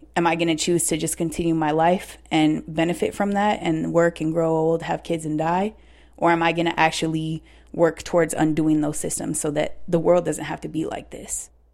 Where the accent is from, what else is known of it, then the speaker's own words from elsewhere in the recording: Seattle, Washington, United States; I am from Seattle, from South Seattle. I was born and raised there.